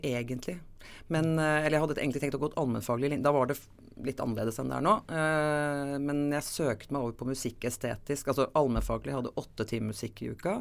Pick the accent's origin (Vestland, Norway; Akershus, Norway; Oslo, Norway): Oslo, Norway; født og oppvokst i Oslo